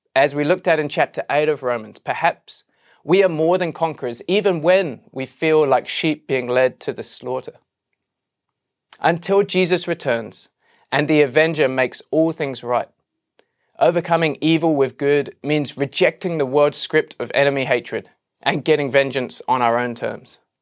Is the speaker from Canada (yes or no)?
no; England, United Kingdom; as an Englishman